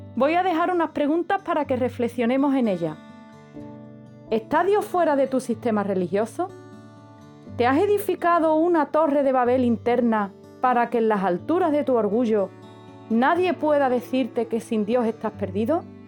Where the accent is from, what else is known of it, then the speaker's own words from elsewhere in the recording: Andalusia, Spain; como buena andaluza que soy, por los cuatro costados